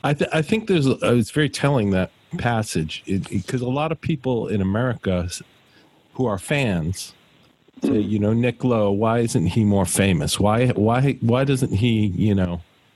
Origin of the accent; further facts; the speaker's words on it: Glasgow, Scotland, United Kingdom; moved away; Now, I am actually British myself. I was born in Glasgow.